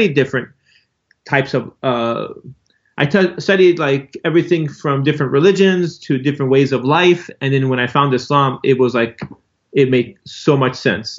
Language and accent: English; Los Angeles, California, United States; I grew up right here in Los Angeles, California. I didn't know anything about Islam until I discovered it around the age of 19 years old. And I literally became Muslim overnight as soon as I found it.